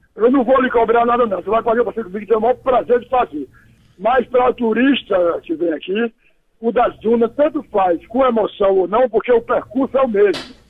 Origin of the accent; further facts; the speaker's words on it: Amazonas, Brazil; moved away; also born or lived in Ceará; para o Amazonas, onde eu me criei, porque eu sou cearense